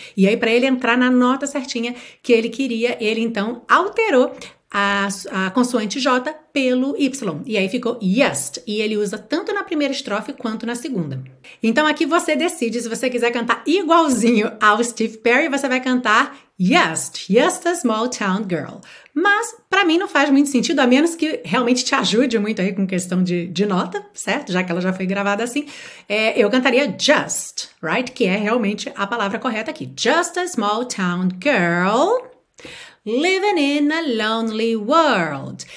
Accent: Rio de Janeiro, Brazil; eu nasci e fui criada no Rio de Janeiro

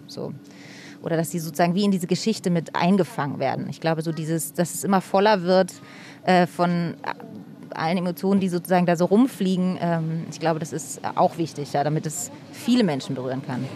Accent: Berlin, Germany; Ich bin hier groß geworden.

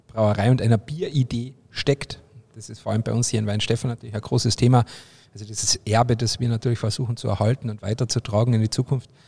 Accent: Carinthia, Austria; also ich komme ja aus Kärnten, da gibt es ja jedes Jahr so ein Tuning-Treffen

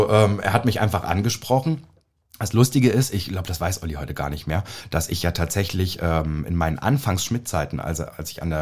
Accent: Naumburg, Saxony-Anhalt, Germany; Also ich komme aus Naumburg an der Saale. Ja, das es kennt keine Sau.

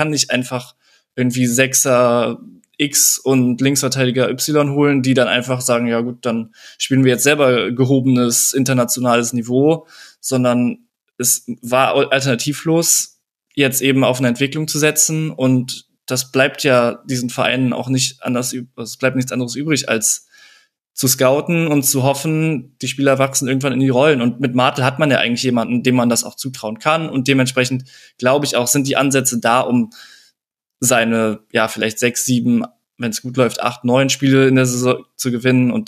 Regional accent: Cologne, North Rhine-Westphalia, Germany; Auch den kennt man ja als Kölner so ein bisschen besser.

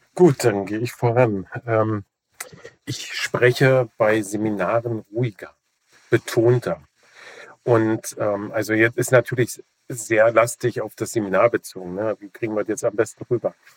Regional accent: Germany

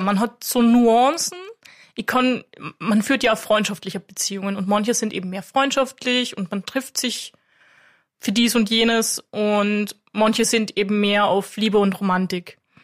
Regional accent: Klagenfurt, Carinthia, Austria; Ich bin aus Klagenfurt

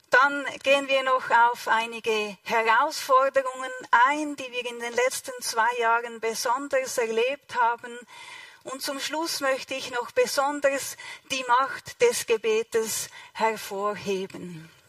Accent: Switzerland; now in Bolivia; Für die, die mich nicht kennen, ich komme aus der Schweiz, das hört ihr bestimmt.

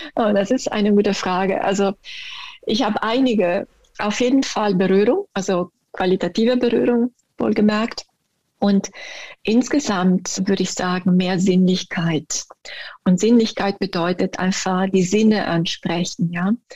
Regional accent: Italy; German is a second language; moved away as an adult; now in Germany; ich bin Italienerin, ich bin erst mit fünfundzwanzig hergekommen in den Norden

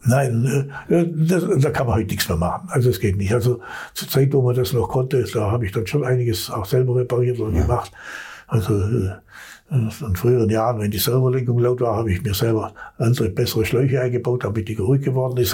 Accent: Swabia, Germany; als Schwabe

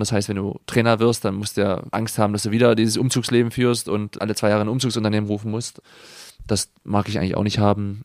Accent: Germany; now in Freiburg, Germany; ich bin ja auch noch in der DDR geboren

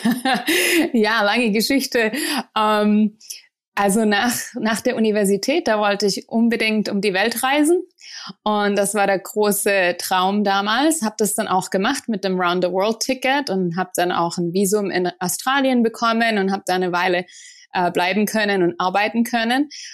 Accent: Ostfildern, Baden-Württemberg, Germany; moved away as an adult; also born or lived in Tübingen; now in United States; ich komme aus Ostfildern in der Nähe von Stuttgart und äh, da bin ich aufgewachsen

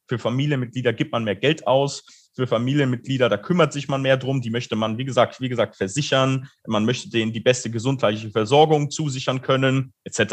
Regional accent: Munich, Bavaria, Germany; ich komme auch ursprünglich aus München

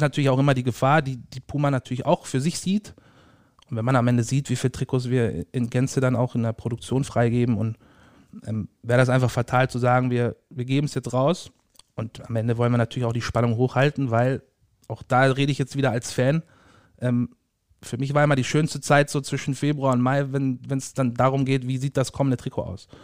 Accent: Ulm, Baden-Württemberg, Germany; moved away as an adult; now in Dortmund, Germany; ursprünglich gebürtig aus Ulm, Süden Deutschlands

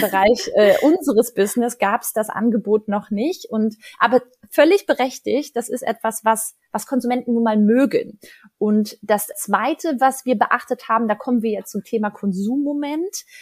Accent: Ruhr area, North Rhine-Westphalia, Germany; moved away; ich komme aus dem Ruhrgebiet und ich wohne da schon ganz lange nicht mehr. Und trotzdem muss ich sagen, hat das Ruhrgebiet als meine Heimat einen Stellenwert in meinem Leben

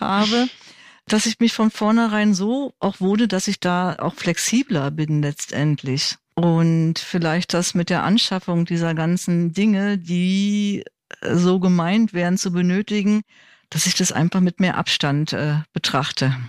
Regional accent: Berlin, Germany; ich bin Berlinerin

